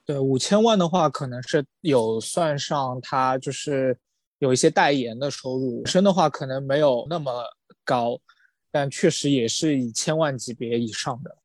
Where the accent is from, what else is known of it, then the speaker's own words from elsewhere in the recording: China; 我作为一个中国人